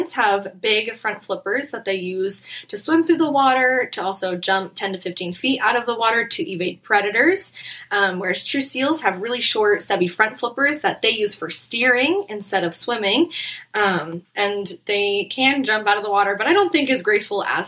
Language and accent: English; Fairbanks, Alaska, United States; now in Phoenix, United States; growing up in Alaska